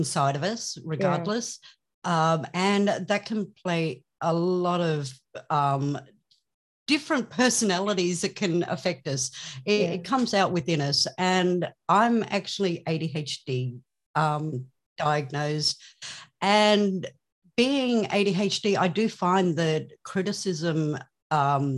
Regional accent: Australia; I am from Australia

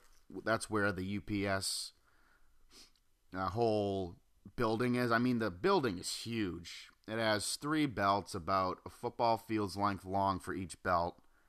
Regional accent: Norwell, Massachusetts, United States; now in Wilmington, United States; I'm living in Wilmington, North Carolina. Norwell, Massachusetts is my home. Thank God I grew up in the Golden Ghetto, as they call it.

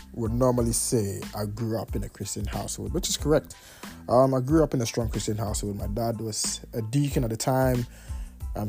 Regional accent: Kumasi, Ashanti, Ghana; also born or lived in Tema; I was 5 years, to be honest, because yeah, we moved from Tema to Kumasi

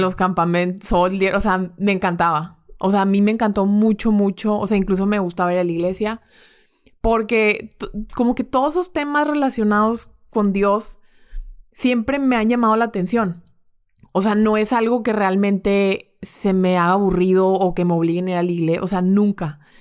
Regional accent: Monterrey, Nuevo León, Mexico; mi familia es de Guadalajara. Ok. Pero de hecho yo soy la única regia

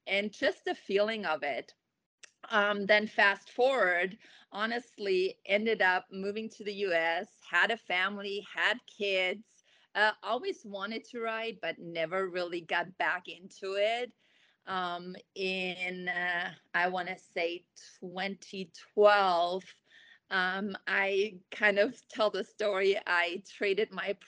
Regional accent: Germany; now in Kuna, United States; I grew up in Germany

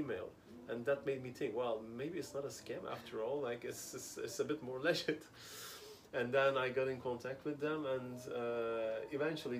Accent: Ankara, Turkey; moved away as an adult; now in Amsterdam, Netherlands; I grew up there in Ankara. And as I said, like 8 years ago, I moved to Amsterdam.

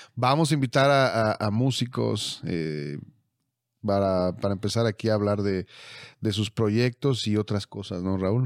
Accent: Mexico; somos de México

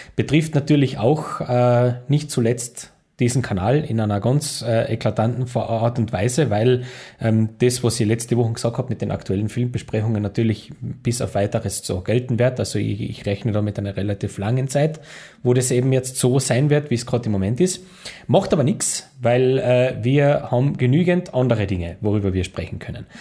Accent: Austria; bei uns in Österreich

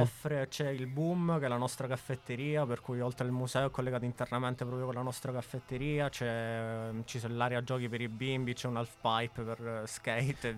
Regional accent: Messina, Sicily, Italy; moved away as an adult; now in Milan, Italy; Sono di Messina, mi sono trasferito a 18 anni a Milano proprio per studiare

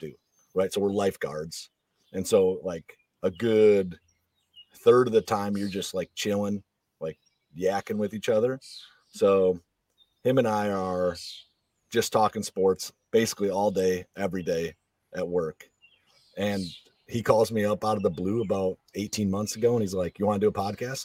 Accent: Western Wisconsin, United States; I grew up in Western Wisconsin

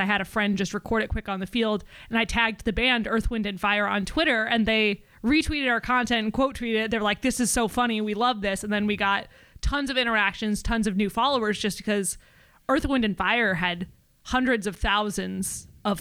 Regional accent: DeWitt, Iowa, United States; I am from DeWitt, Iowa. So it's about 20 minutes north of the Quad Cities

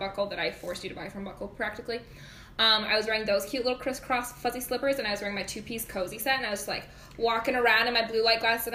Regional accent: Gettysburg, United States; small town USA, right, where we grew up in Gettysburg

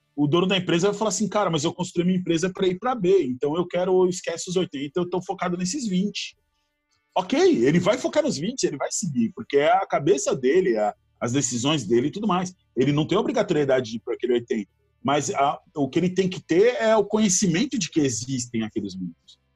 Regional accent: São Caetano do Sul, São Paulo, Brazil; moved away as an adult; now in Florianópolis, Brazil; eu sou de São Caetano do Sul, São Paulo. Eu moro em Floripa há 13 anos, mas eu sou de São Caetano

